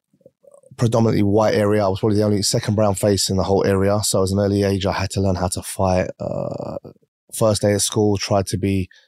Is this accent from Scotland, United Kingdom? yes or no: no; Essex, East of England, United Kingdom; also born or lived in London; now in Dubai, United Arab Emirates; I was born and raised in the UK, okay. London, like everyone else, but I was raised the majority of my life in Essex. Uh-huh. You probably wouldn't have heard of it. It's like a suburb, we're known for like chavs.